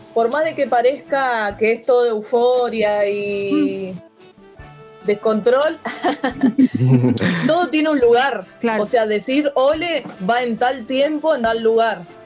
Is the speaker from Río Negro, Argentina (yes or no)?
yes; Allen, Río Negro, Argentina; yo soy de la ciudad de Allen. Empecé en un oh. instituto privado de allá